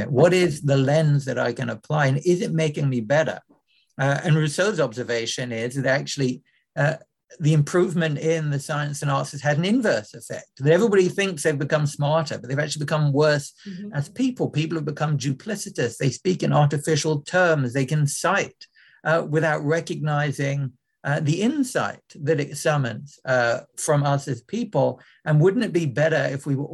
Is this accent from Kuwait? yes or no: no; London, United Kingdom; as a growing up in London